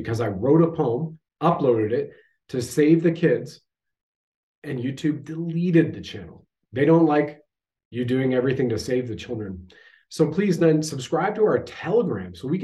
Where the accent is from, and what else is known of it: Canada